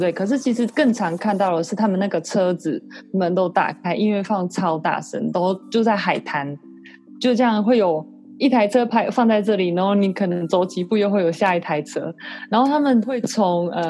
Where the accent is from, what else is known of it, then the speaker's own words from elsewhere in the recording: Taiwan; 不是不是，我是台湾人。